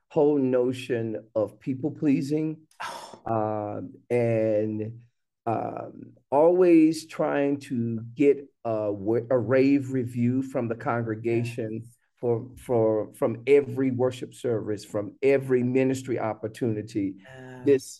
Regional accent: North Carolina, United States; now in Fort Mill, United States; I currently reside in Fort Mill, South Carolina, but I am originally from North Carolina

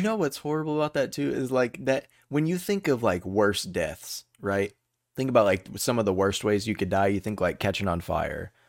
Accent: Texas, United States; I know a lot of Texas history, 'cause we're from

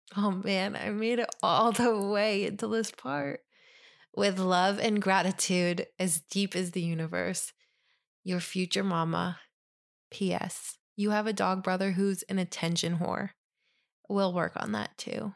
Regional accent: Ithaca, New York, United States; now in New Jersey, United States; I grew up in Ithaca

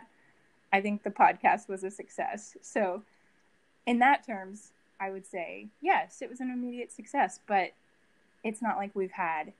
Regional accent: Dallas, Texas, United States; also born or lived in Waco, Texas / New York City; I grew up in Dallas

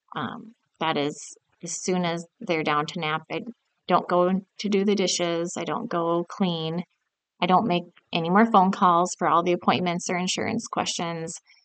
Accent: South Dakota, United States; I grew up in South Dakota, and my parents owned a furniture store

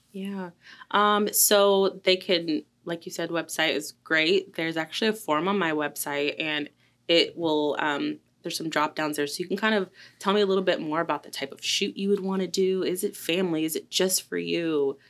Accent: Delaware, Ohio, United States; now in Colombia; I am from a little town right outside of Columbus called Delaware, Ohio

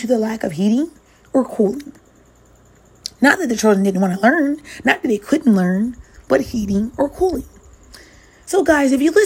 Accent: New York City, New York, United States; I'm a New Yorker myself

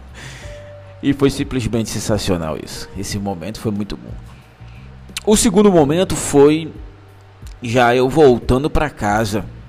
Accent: Manaus, Amazonas, Brazil; sou de Manaus.

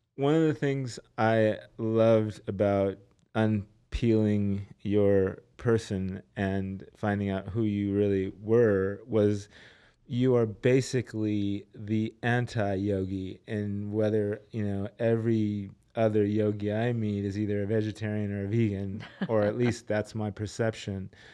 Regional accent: Los Angeles, California, United States; I'm from Los Angeles

